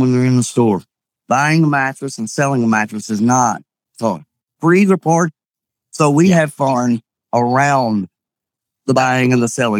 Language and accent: English; Kentucky, United States; I'm from Kentucky. It's just the accent